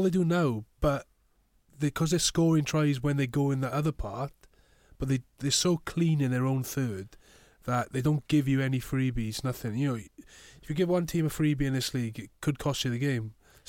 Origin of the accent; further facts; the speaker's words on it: Neath, Wales, United Kingdom; I'm actually from Neath, so I'm more Ospreys born and bred.